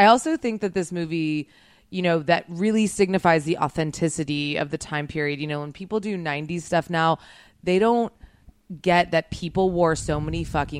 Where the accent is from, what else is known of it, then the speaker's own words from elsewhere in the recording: U.S. Virgin Islands; moved away as an adult; also born or lived in Connecticut; now in Los Angeles, United States; I am from St. Croix in the Virgin Islands